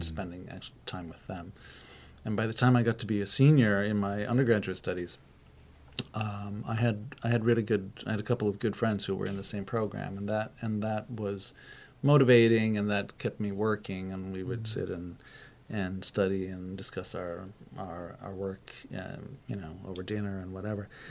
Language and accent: English; United States; moved away as an adult; also born or lived in Trondheim, Norway / Tromsø, Norway; now in Norway; because I come from the states